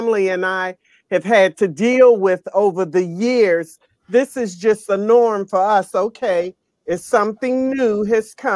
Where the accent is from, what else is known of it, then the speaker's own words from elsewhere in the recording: Washington, District of Columbia, United States; I am a native Washingtonian, born and raised in Washington, D.C.